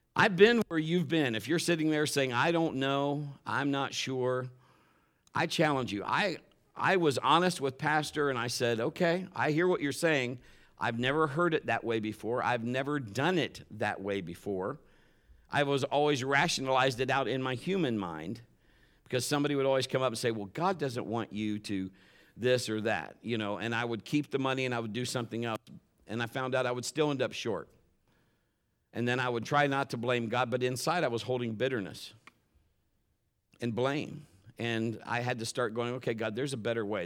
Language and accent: English; Ohio, United States; we're from the north. We're from Ohio, and we're up there